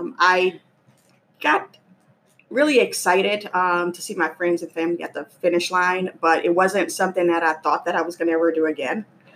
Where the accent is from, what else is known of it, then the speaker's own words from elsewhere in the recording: New Orleans, Louisiana, United States; moved away as an adult; now in Maryland, United States; I'm from New Orleans, Louisiana. I moved to Maryland in 97 because of work.